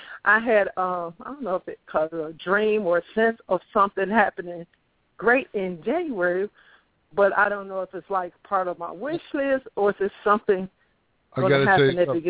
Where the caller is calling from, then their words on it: Atlanta, Georgia, United States; I am calling from Atlanta.